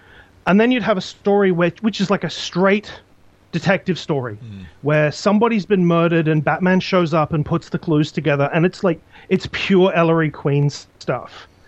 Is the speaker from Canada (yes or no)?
no; Australia; And one of the things about growing up in Australia is that most of the comics you read are reprints of American comics.